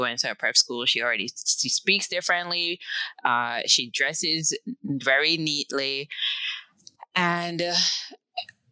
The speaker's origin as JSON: {"language": "English", "country": "Jamaica", "tie": "born or raised there", "moved": "yes", "said": "living, born and raised in Jamaica"}